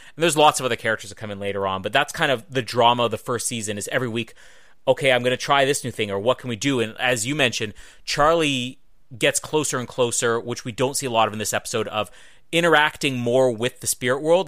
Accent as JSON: {"language": "English", "town": "Winnipeg", "region": "Manitoba", "country": "Canada", "tie": "born or raised there", "said": "Winnipeg, my hometown"}